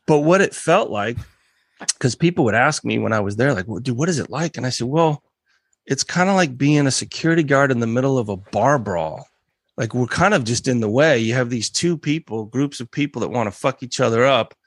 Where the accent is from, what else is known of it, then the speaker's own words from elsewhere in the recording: United States; growing up in America